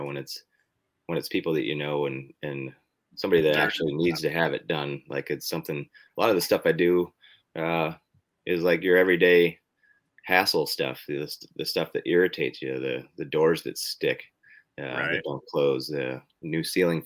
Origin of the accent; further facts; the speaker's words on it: Western New York, United States; moved away as an adult; also born or lived in Alaska; I'm from Western New York.